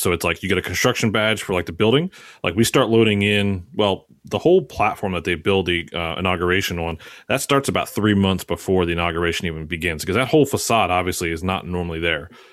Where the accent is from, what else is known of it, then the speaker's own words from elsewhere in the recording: Maryland, United States; moved away as an adult; now in Philadelphia area, United States; I'm from Maryland. Um, but since I've been an Philly area now for the last ten years